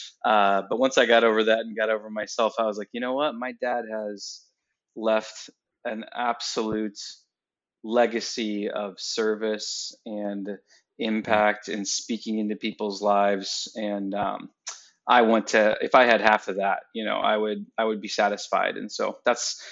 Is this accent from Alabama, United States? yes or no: no; Waterville, Ohio, United States; also born or lived in Georgia; I actually live and work right now in the same place that I was born, which is Waterville, Ohio. Born here